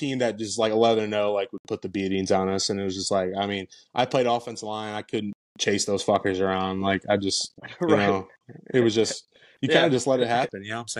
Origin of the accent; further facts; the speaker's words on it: Indiana, United States; You know, I was from Indiana.